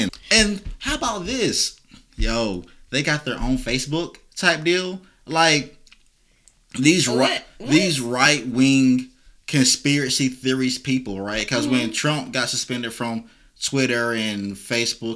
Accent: near Wilmington, North Carolina, United States; I grew up a half an hour from Wilmington

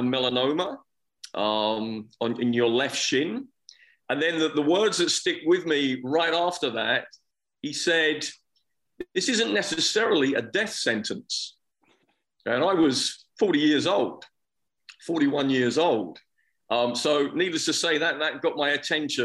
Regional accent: United Kingdom; moved away; I'm originally from England and from Scotland. And I think growing up there

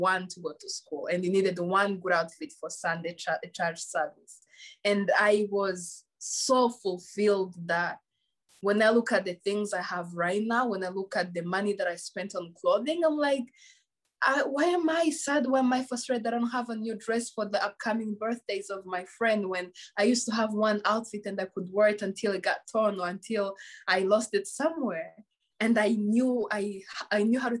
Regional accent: Rwanda; first language Kinyarwanda; English is a second language; moved away; growing up in Rwanda, like in the village, was the most beautiful thing. Like I was raised by my grandparents

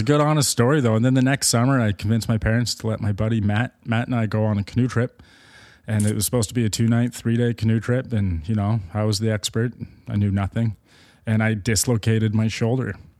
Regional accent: Markham, Ontario, Canada; I grew up in Markham, Ontario

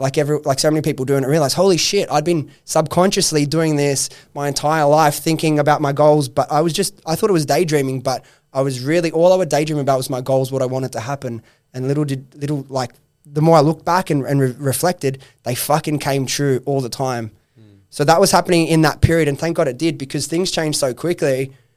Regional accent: Sydney, New South Wales, Australia; I come from Western Sydney, that I grew up with those friends

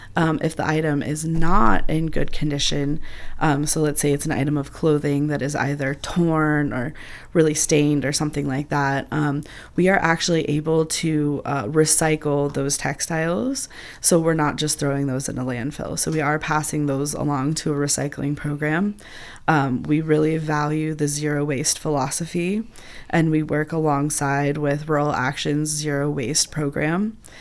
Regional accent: Upper Arlington, Ohio, United States; now in Athens, United States; I actually grew up in Upper Arlington and graduated from Upper Arlington High School

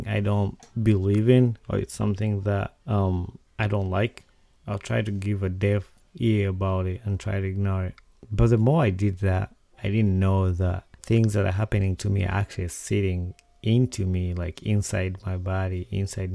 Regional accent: Uganda; Growing up in Uganda

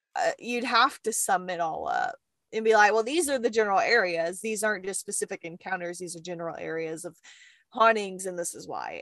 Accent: the South, United States; accent: southern

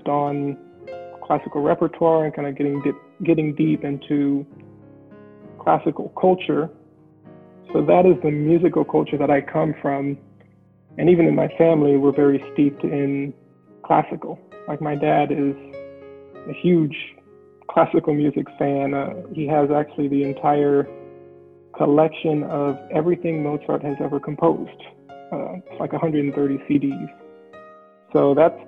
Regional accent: Indianapolis, Indiana, United States; also born or lived in New York; I am kind of an Indianapolis native in the sense that I grew up here, but I was born in New York

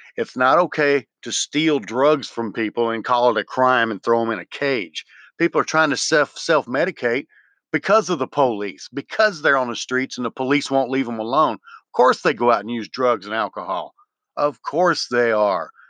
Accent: Memphis, Tennessee, United States; moved away; I grew up in Memphis in the wrong parts and knew the wrong people

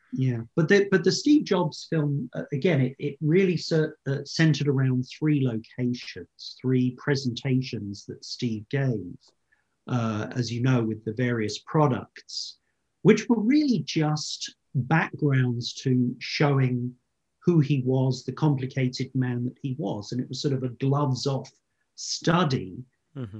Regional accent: United Kingdom; as a Brit

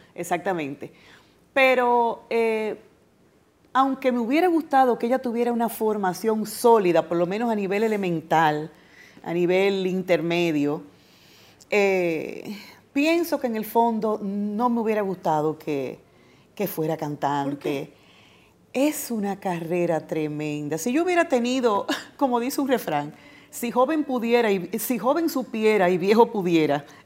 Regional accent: Dominican Republic; como dominicana me siento más que satisfecha

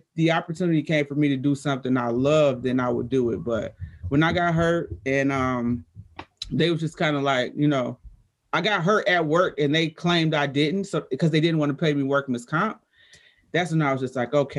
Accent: Detroit, Michigan, United States; I'm 13, 14, black girl from Detroit. I don't even think I mentioned that, but I'm from Detroit

